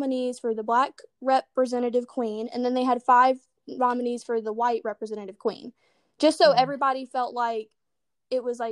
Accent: Acworth, Georgia, United States; also born or lived in Atlanta; I grew up in Ackworth

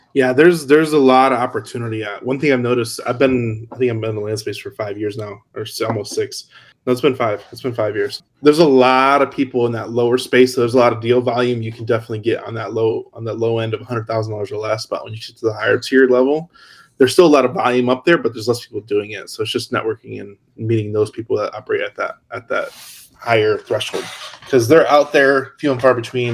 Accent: Hammond, Indiana, United States; I grew up in Hammond, which is right over the border in Indiana

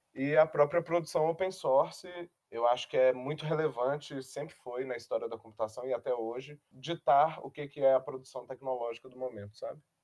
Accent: Belo Horizonte, Minas Gerais, Brazil; eu sou aqui de Belo Horizonte, então eu percebo muito o mercado daqui

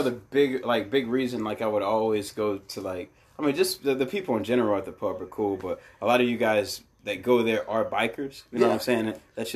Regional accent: Mauriceville, Texas, United States; I was raised in Marysville.

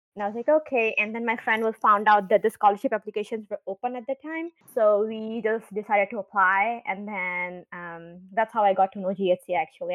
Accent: India; now in United States; I'm also from India

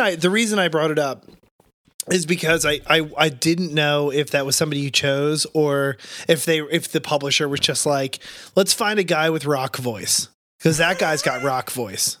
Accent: New Jersey, United States; moved away; I'm from South Jersey

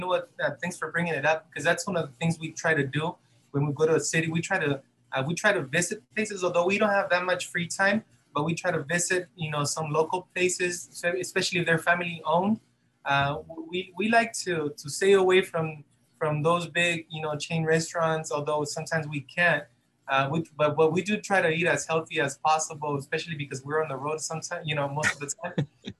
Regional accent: Arizona, United States; we're from Arizona. We live in Yuma County, and all of the band members, we live here. Some of them live in San Luis, Arizona, the border town with San Luis, Mexico.

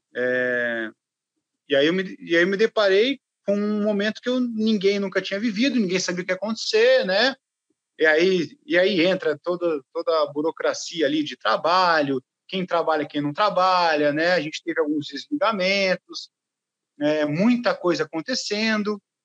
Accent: Limeira, São Paulo, Brazil; eu sou do interior de São Paulo, sou de Limeira

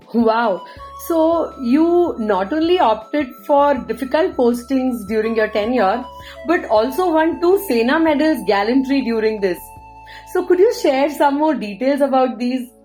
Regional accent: Tirunelveli, Tamil Nadu, India; I am from Tirunelveli too.

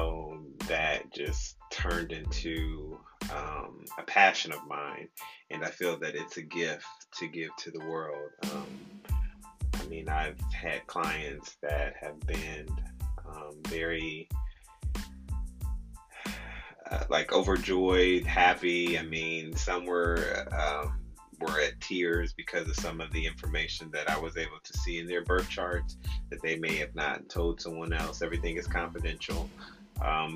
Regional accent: Midwest, United States; I grew up in the Midwest

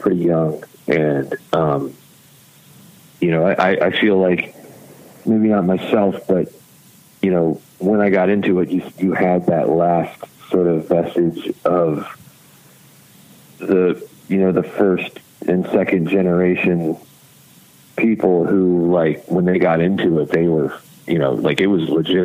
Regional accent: Virginia Beach, Virginia, United States; growing up in Virginia Beach

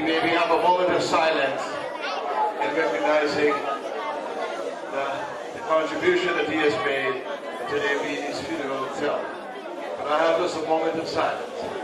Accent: Jamaica; also born or lived in Scarborough, Ontario, Canada; now in Toronto, Canada; I was born in Jamaica, so most people ask me if I'm Jamaican

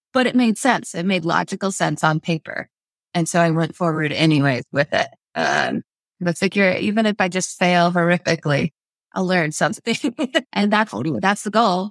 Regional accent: South Idaho, United States; moved away as an adult; now in Moscow, Idaho, United States; We're from South Idaho.

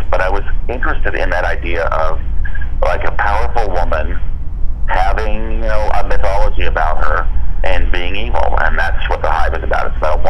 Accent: Seattle, Washington, United States; I'm from the Seattle area, and I know it well.

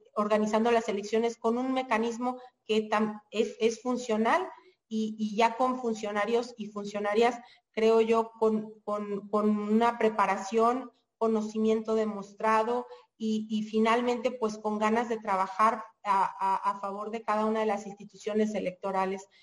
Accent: Mexico

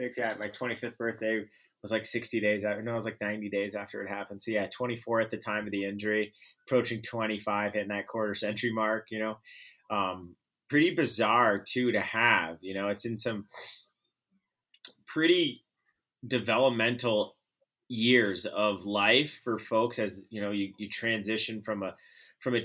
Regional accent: Vermont, United States; I grew up in Vermont as an only child

